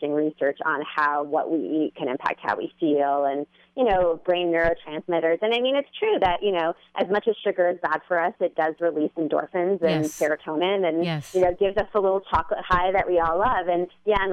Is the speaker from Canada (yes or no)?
yes; Canada; I'm Canadian, so I will say that I, you know, I grew up in a very different environment